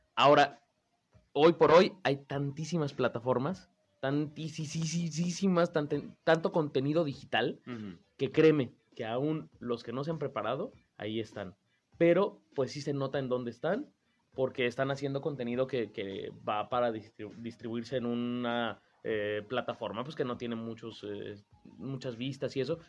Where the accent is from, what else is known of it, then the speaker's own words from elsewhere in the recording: Mexico City, Mexico; yo soy de la Ciudad de México